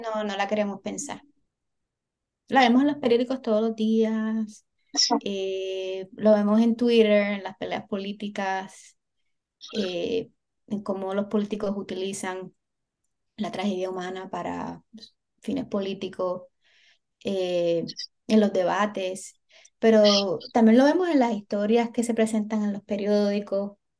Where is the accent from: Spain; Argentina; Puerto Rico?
Puerto Rico; los boricuas